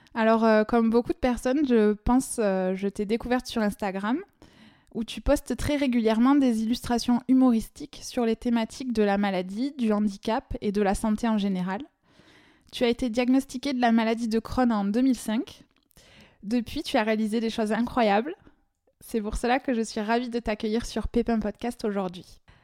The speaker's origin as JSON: {"language": "French", "country": "France", "accent": "chantant"}